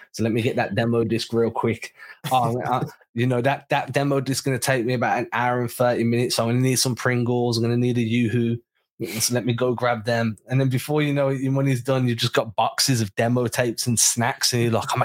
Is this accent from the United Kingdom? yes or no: yes; England, United Kingdom; We're English